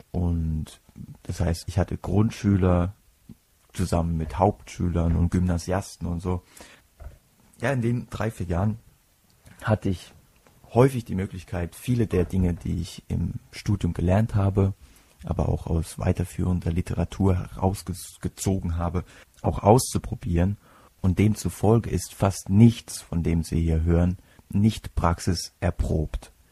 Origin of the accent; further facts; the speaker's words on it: Kuhardt, Rhineland-Palatinate, Germany; Ich komme aus Kuhhart. Kombination ist, und wer mich kennt, der weiß, dass ich manchmal auch selbst schmunzeln muss, wenn ich mich irgendwo vorstelle. Kuhhart ist ein 2000 Seelendörflein im Herzen der Pfalz.